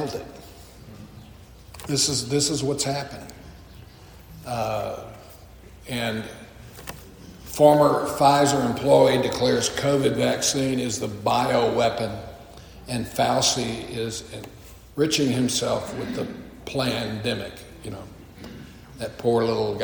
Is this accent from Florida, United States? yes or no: no; Texas, United States; now in Illinois, United States; I grew up in Texas